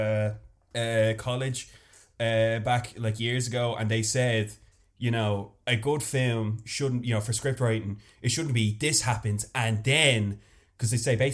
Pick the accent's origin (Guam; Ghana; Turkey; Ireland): Ireland; Dublin, Leinster; I am the first homegrown baby. I'm from Northside